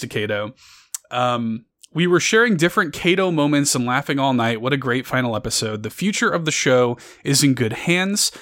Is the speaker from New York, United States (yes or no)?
no; Chicago, Illinois, United States; I grew up in Chicago. I grew up in the south side of Chicago